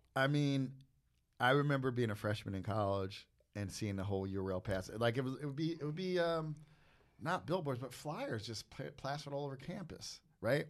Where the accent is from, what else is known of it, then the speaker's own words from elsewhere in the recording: East Coast, United States; I'm from the East Coast